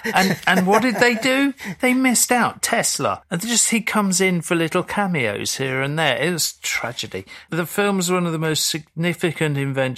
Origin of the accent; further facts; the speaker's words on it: London, United Kingdom; as a Londoner